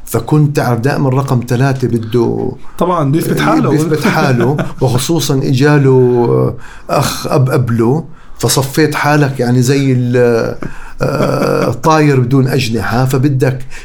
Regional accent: Amman, Amman Governorate, Jordan; also born or lived in Qatar; لا انا كبرت بقطر وبعدين بالاردن اوكي انا عيش ربيت بالويبدي انا جبل بحبه بحبه بحبه كثير

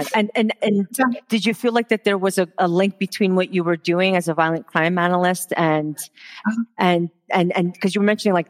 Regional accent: Montreal, Quebec, Canada; now in Alberta, Canada; I'm originally from Montreal. I'm born and raised there before I moved over to Alberta.

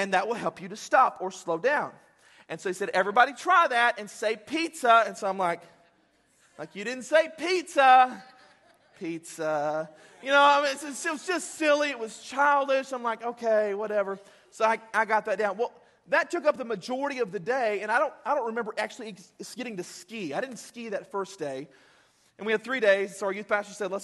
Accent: Texas, United States; we're from Texas

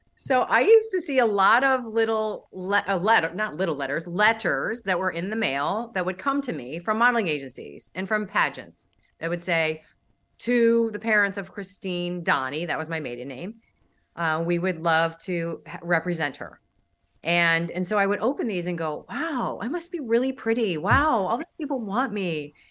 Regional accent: St. Louis, Missouri, United States; also born or lived in Dallas; now in Miami, United States; I was raised in Saint Louis, and then I lived in Dallas for a long time, and I moved to Miami in two thousand fourteen.

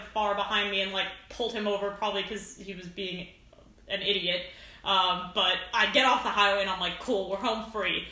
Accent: East Coast, United States; now in Washington, D.C., United States; I grew up, like, on the East Coast

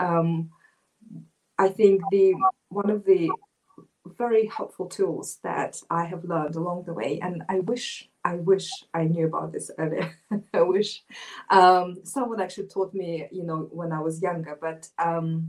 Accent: Moscow, Russia; I was born in Moscow, Russia, and growing up as an Asian girl in Moscow

